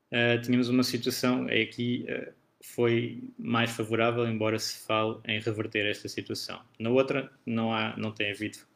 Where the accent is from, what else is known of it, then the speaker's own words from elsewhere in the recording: Portugal; eu sendo português e residente em Portugal, sou tributado em tudo o que tiver em Portugal